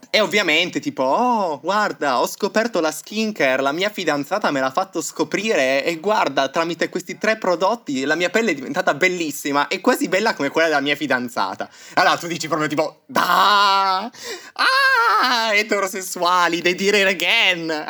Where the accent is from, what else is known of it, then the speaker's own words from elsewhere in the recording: Turin, Piedmont, Italy; moved away as an adult; now in Berlin, Germany; sono un ragazzo di 24 anni di Torino Adesso abito però a Berlino, trapiantato